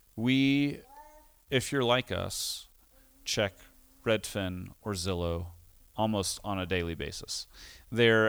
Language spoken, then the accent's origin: English; United States; also born or lived in Costa Rica; having grown up as an American, moving to Costa Rica